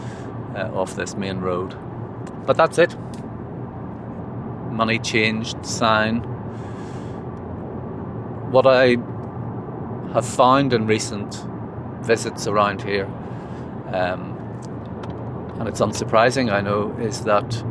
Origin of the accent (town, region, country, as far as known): Northern Ireland, United Kingdom; born or raised there